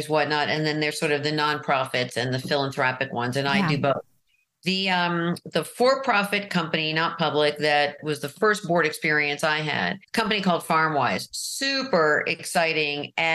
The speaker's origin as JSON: {"language": "English", "town": "New York City", "region": "New York", "country": "United States", "also_born_or_lived": "Marin, California", "moved": "as an adult", "lives_now": "California, United States", "said": "I'm from Manhattan"}